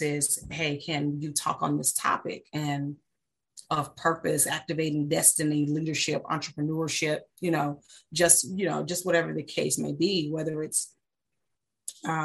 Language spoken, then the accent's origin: English; United States; moved away as an adult; also born or lived in Germany / England; I'm an American all day, every day